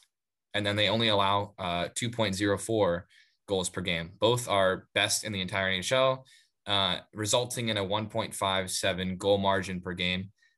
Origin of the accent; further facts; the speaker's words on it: Tampa, Florida, United States; my hometown team, the Tampa Bay Lightning.